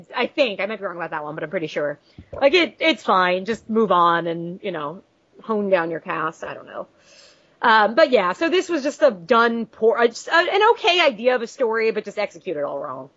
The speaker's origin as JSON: {"language": "English", "area": "Long Island", "region": "New York", "country": "United States", "tie": "born or raised there", "said": "we're both from Long Island"}